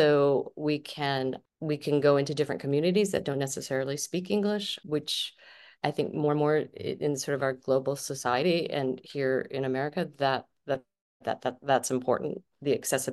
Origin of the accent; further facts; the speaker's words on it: Flint, Michigan, United States; I grew up in Flint, Michigan, in a very Italian family. Like, my grandparents, my great grandparents lived next door. It was sort of like an Italian ghetto in the end of our street in Flint.